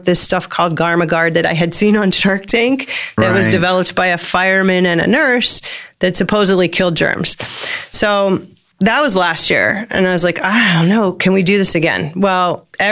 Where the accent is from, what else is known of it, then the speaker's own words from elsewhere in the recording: Annapolis, Maryland, United States; I have a strong connection growing up in Eastport